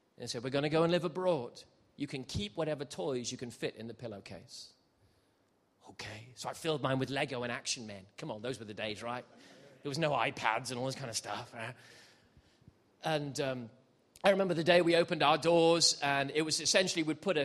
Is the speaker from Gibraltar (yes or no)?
yes; Gibraltar; also born or lived in South Wales; I was born in South Wales, so I'm a Welshman. I should talk like this, really. Went up a hill and came down a mountain, boy. Oh, that's how I should talk, but I don't. I left when I was seven, and I grew up in Gibraltar, southern Spain.